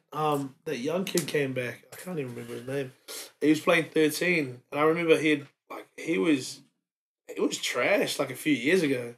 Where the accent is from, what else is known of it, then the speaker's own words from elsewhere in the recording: Wellington, New Zealand; moved away as an adult; also born or lived in Samoa; now in Brisbane, Australia; raised in um raised in Wellington.